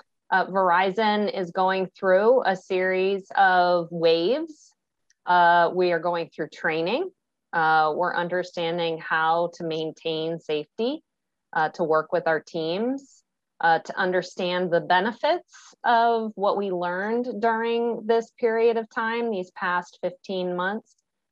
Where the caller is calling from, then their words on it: Virginia, United States; I am in the beautiful Northern Virginia area, so just outside DC, and have been here for quite some time, and happy to be with you.